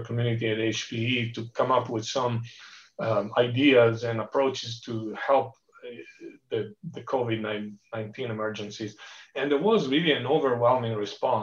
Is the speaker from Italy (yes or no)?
yes; Genoa, Liguria, Italy; also born or lived in Barcelona, Spain / East Coast, United States; now in Palo Alto, United States; that's my hometown in Genoa, Italy. It's one little village called Boccadasse, which is where I grew up